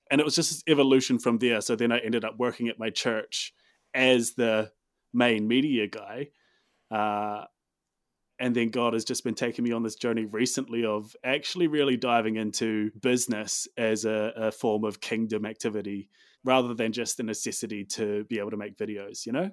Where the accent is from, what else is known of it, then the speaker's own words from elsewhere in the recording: Dunedin, Otago, New Zealand; moved away as an adult; also born or lived in Christchurch, New Zealand; now in Auckland, New Zealand; I'm from Dunedin. Uh, spent most of my time as a kid growing up, um, Dunedin and further south.